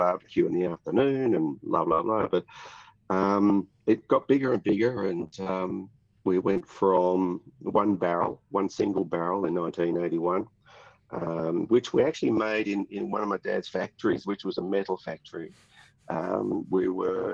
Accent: Ringwood, Victoria, Australia; also born or lived in United States; I'm a Yarra Valley boy. I'm born and bred in Ringwood, which is sort of the toe of the Yarra Valley.

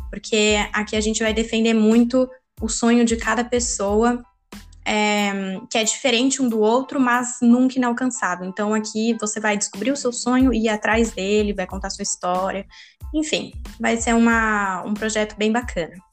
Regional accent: Itu, São Paulo, Brazil; eu tenho 26 anos. Eu nasci em São Paulo, mas eu cresci no interior de Itu, e me mudei para São Paulo para fazer faculdade de arquitetura

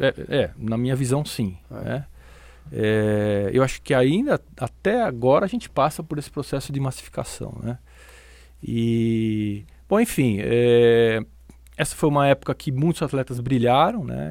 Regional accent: São Paulo, Brazil; eu sou natural de São Paulo

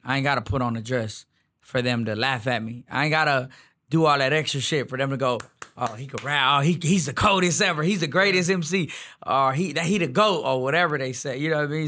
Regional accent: Houston, Texas, United States; I'm really from the Southeast

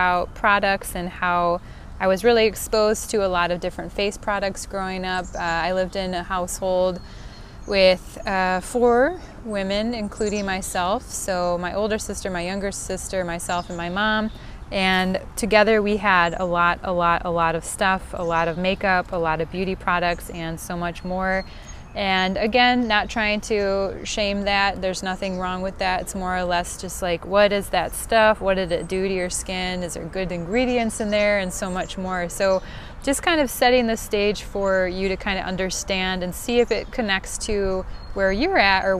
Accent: Midwest, United States; accent: Northern Cities Vowel Shift; I am born and raised in the good old Midwest, as if you couldn't tell from this great northern vol shift, I believe it's called

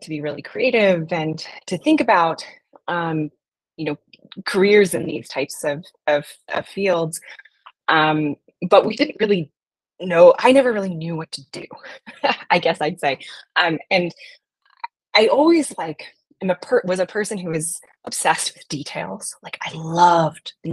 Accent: Black Diamond, Washington, United States; I grew up in a town called Black Diamond

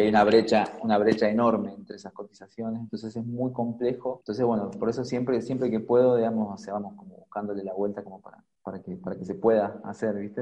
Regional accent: Argentina; moved away as an adult; now in Oaxaca, Mexico; de donde soy, de donde viví hasta hace, hasta hace un año y medio, fue en Argentina

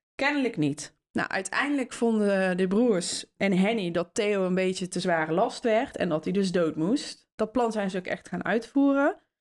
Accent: Netherlands; waren wij als Nederlanders overheerst door de Spanjaarden

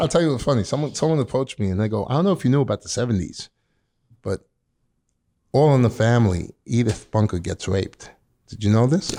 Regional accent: New York City, New York, United States; I'm born and raised in Queens, New York, mm-hmm. Middle Village

